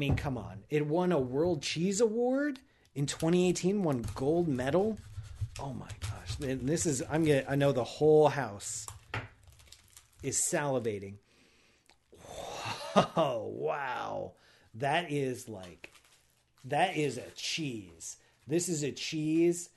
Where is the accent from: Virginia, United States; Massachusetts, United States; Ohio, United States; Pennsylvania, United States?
Ohio, United States; I'm from Ohio